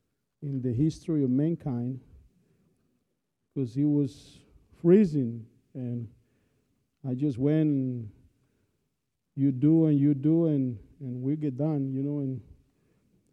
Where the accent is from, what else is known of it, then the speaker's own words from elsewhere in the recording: Colombia; moved away; I'm from Colombia, South America